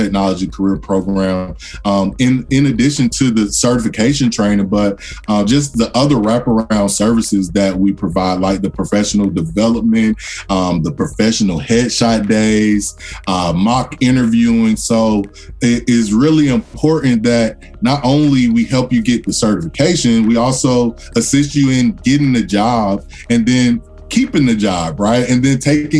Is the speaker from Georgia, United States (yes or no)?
yes; Atlanta, Georgia, United States; Atlanta native, one of those rarities who's still in Atlanta. So born and raised in Atlanta, Georgia.